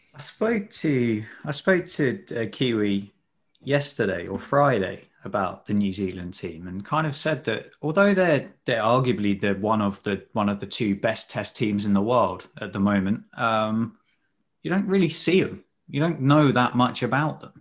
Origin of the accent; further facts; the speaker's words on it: Sussex, South East England, United Kingdom; I'm from Sussex